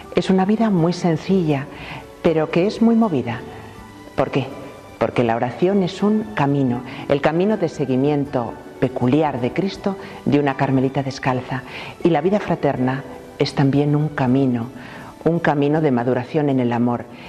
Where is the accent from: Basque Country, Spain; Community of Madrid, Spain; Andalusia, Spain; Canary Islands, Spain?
Community of Madrid, Spain; Madrid; now in Loeches, Spain; yo soy madrileña de nacimiento